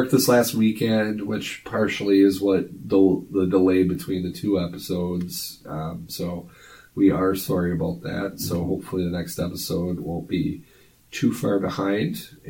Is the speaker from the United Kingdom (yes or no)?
no; United States; I'm an American.